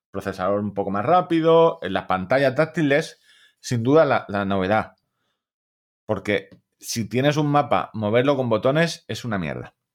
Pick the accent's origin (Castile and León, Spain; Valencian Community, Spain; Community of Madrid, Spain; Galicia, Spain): Community of Madrid, Spain; Móstoles; soy de Móstoles